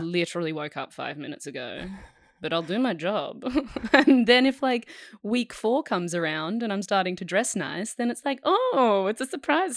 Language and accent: English; Perth, Western Australia, Australia; So, I grew up in Perth, um, I grew up on a five acre property of bushland.